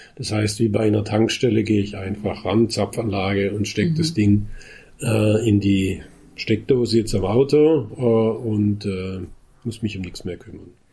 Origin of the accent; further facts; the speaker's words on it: Heidelberg, Baden-Württemberg, Germany; ich komme ja aus Heidelberg